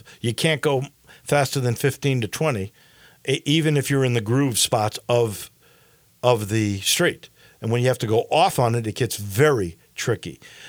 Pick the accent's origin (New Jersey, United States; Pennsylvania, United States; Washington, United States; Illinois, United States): Illinois, United States; Chicago; also born or lived in Steamboat Springs, Colorado; now in Memphis, United States; I'm from Chicago. I lived in a ski town in the Rocky Mountains in Steamboat.